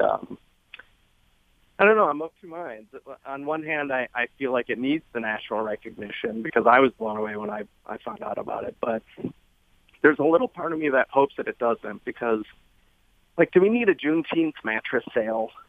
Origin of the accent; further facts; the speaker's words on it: Livonia, Michigan, United States; now in Ann Arbor, United States; I grew up in Livonia